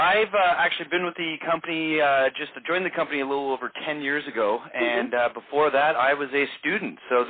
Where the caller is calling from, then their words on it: Vancouver, British Columbia, Canada; I am calling in from beautiful Vancouver, British Columbia on the west coast of Canada.